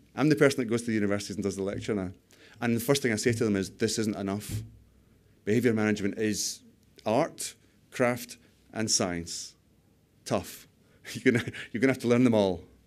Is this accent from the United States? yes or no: no; United Kingdom; We're too British